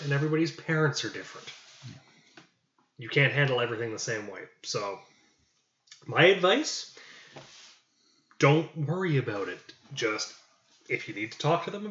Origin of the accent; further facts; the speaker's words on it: Canada; I'm Canadian